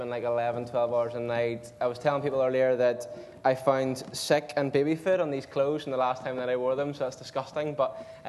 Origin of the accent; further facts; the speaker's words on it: Carrickfergus, Northern Ireland, United Kingdom; I'm from Carrickfergus. I'm 27.